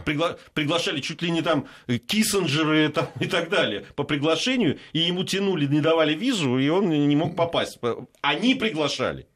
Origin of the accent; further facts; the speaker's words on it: Georgia; moved away; я как грузин